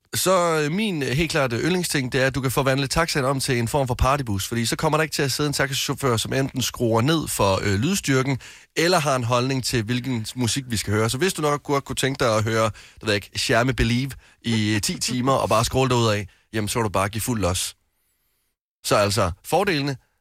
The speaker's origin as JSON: {"language": "Danish", "region": "West Jutland", "country": "Denmark", "said": "hjemme i Vestjylland"}